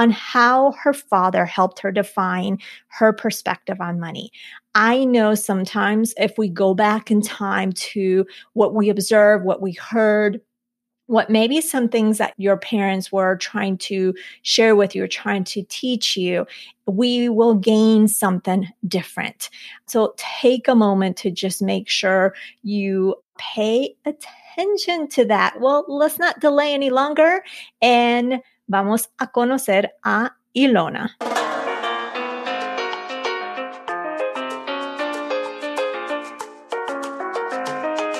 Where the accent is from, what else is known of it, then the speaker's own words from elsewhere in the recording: Nampa, Idaho, United States; also born or lived in Colombia; We moved to the U.S. It was to Idaho, like Nampa, Idaho